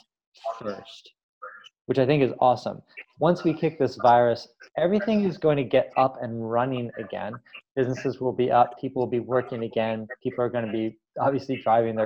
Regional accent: Canada; as a Canadian

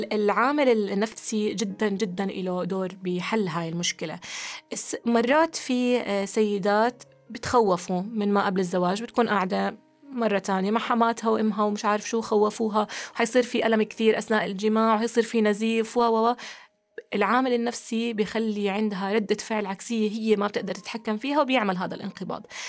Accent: Jordan; عندنا في الأردن

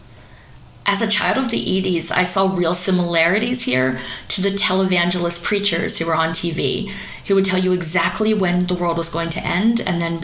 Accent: East Coast of America, United States; the little teeny tiny town that I grew up in on the East Coast of America

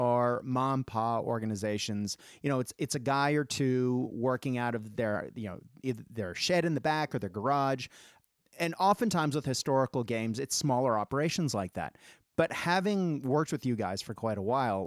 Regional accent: Boston, Massachusetts, United States; now in Melbourne, Australia; the white Christmas that I am used to growing up in Boston.

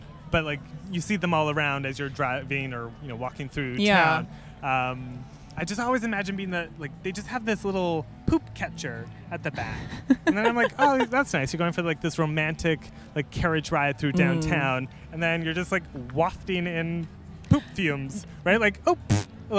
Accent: Victoria, British Columbia, Canada; I love Victoria. I'm from here.

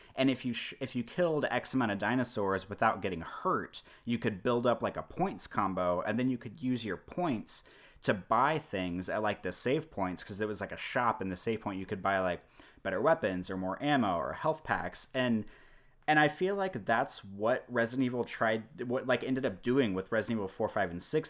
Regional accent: Kansas City, Missouri, United States; now in Omaha, United States; I grew up in Kansas City, Missouri, so you know northwest Missouri

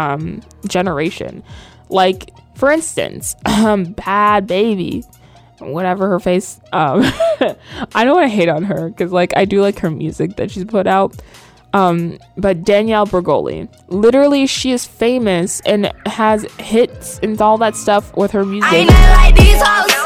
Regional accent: the South, United States; now in New York, United States; I was raised in the South

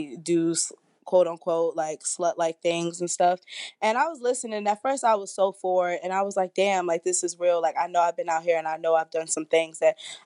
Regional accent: Washington, District of Columbia, United States; I'm from Washington, D.C.

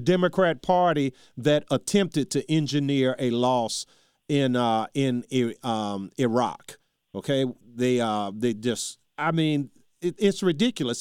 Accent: Charles City, United States; my hometown, Charles City

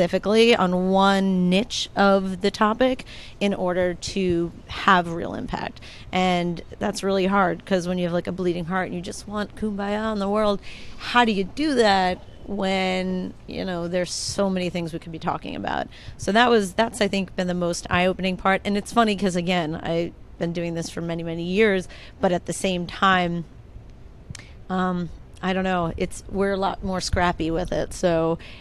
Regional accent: United States; I am American

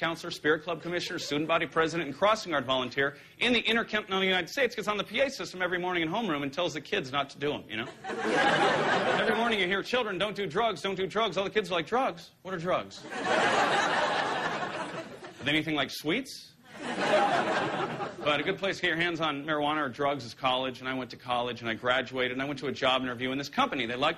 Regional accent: Ireland; I walked into a bar, and just because I'm Irish, the bartender was like, hey, buddy, can I get you something to drink?

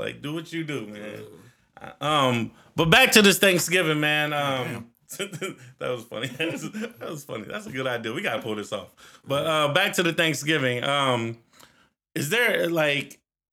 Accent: Newark, United States; everybody know I'm from Newark

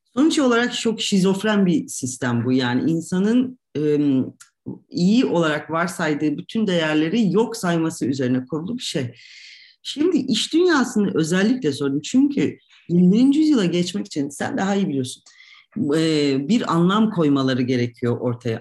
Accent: Turkey; moved away as an adult; also born or lived in Ankara / Istanbul / Oxford / Tunis; now in Zagreb, Croatia; öyle olan bir ülkede doğduk ve büyüyoruz

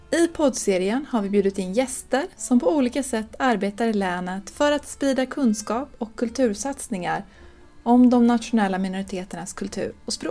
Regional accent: Serbia; säga att jag är från Serbien om någon frågar. För det stämmer ju också. Men mina vänner vet att jag är rom.

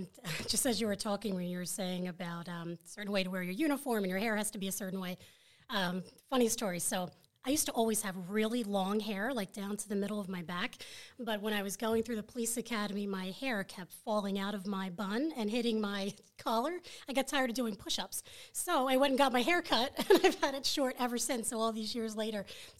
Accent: Florida, United States; I'm a military brat, so I was originally from Florida, so I was born down at Patrick Air Force Base in Florida.

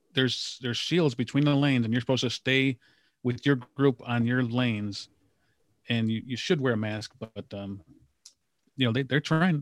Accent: Gurnee / Waukegan area, Illinois, United States; moved away; Earl Anthony grew up in my hometown area, in like near Gurnee, Waukegan, Illinois

